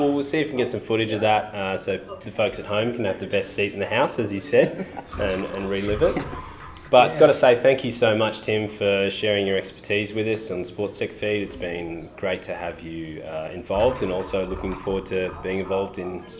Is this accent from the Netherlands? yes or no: no; Melbourne, Victoria, Australia; in Melbourne, my hometown